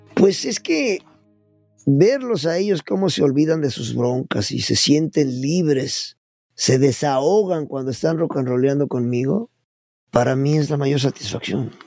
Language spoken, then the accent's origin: Spanish; Puebla, Mexico; born or raised there; moved away; also born or lived in Mexico City